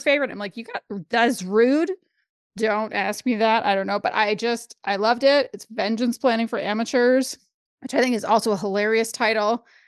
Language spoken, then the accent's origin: English; Canada; as a Canadian